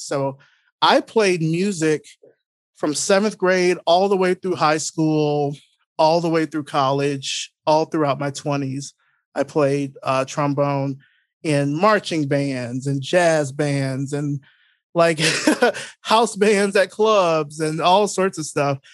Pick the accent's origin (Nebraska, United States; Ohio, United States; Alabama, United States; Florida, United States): Alabama, United States; Selma; moved away as an adult; now in Atlanta, United States; I grew up originally in Selma, Alabama, um, but I've been here in Atlanta now for a little over twenty years now